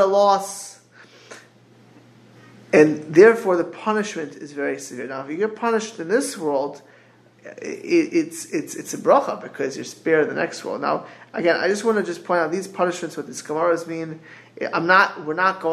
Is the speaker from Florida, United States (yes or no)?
yes; South Florida, United States; as a kid, growing up in South Florida